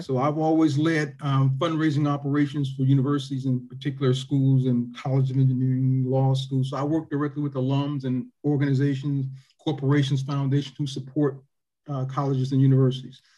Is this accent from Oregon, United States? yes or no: no; Toledo, Ohio, United States; also born or lived in Greenwood, Mississippi; when people ask me where I'm from, I say Ohio. I say Toledo